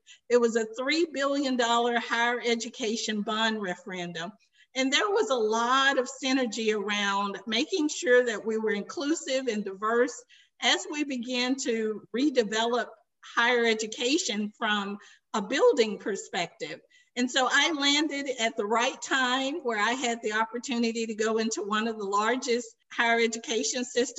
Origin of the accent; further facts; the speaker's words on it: Arkansas, United States; moved away as an adult; also born or lived in Washington, D.C.; now in North Carolina, United States; I am originally from Arkansas, graduated from our flagship HBCU in Arkansas, University of Arkansas Pine Bluff